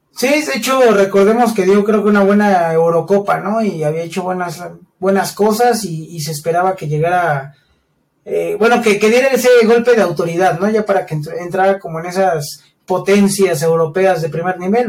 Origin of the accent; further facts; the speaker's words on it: Mexico; siendo mexicanos